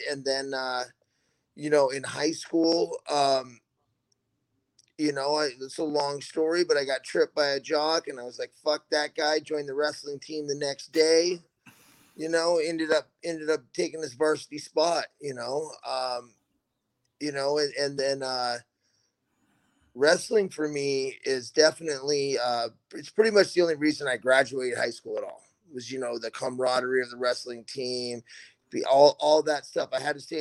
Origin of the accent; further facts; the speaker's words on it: Mount Hood, Oregon, United States; also born or lived in Portland, Oregon; I grew up on Mount Hood up until about seventh grade